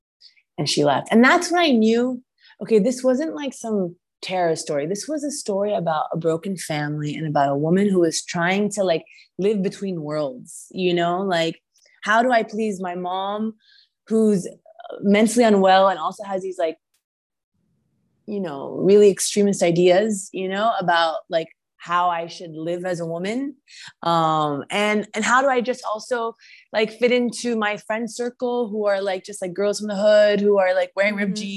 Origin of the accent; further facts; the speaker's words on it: United States; I am Egyptian, right? And I am also American